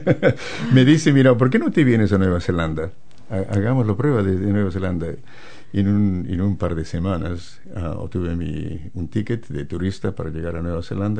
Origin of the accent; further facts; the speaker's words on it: La Paz, Bolivia; moved away as an adult; also born or lived in Santa Cruz, Bolivia; now in New Zealand; yo nací en las montañas, en La Paz, la capital de Bolivia. Y allí me, me eduqué